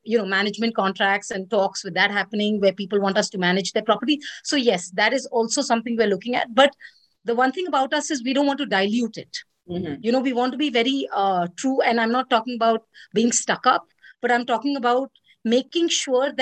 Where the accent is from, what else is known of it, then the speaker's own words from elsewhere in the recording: India; I'm Indian